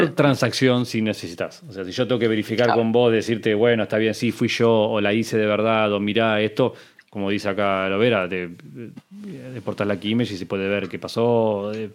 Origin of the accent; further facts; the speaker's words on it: Argentina; te lo digo como argentino